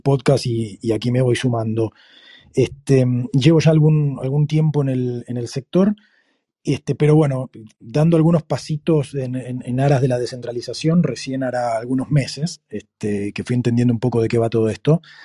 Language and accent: Spanish; Argentina; now in Monterrey, Mexico; soy de Argentina, pero vivo en Monterrey, en México